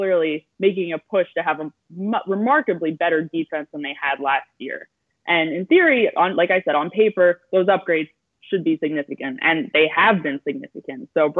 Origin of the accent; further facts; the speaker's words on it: Ambler, Pennsylvania, United States; moved away; I grew up very close to North Penn High School. I'm from Ambler, Pennsylvania.